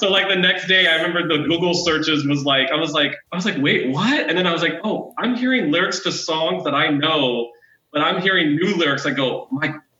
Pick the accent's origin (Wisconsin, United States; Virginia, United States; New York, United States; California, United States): Virginia, United States; moved away; also born or lived in Florida; I was raised in Virginia, but I lived in Florida very briefly